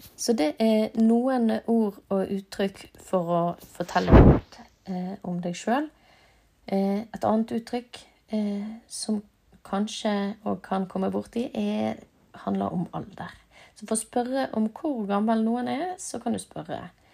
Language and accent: Norwegian; Norway; also born or lived in Bergen; jeg er fra Norge